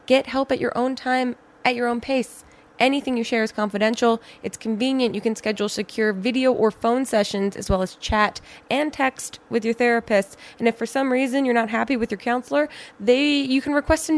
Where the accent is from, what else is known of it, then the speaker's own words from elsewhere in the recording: New Jersey, United States; New Jersey, my home state